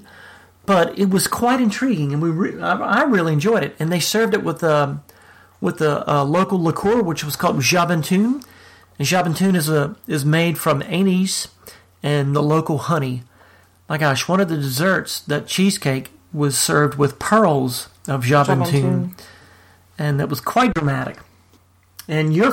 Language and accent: English; New Orleans, Louisiana, United States; moved away; And I'm from New Orleans. I grew up in New Orleans.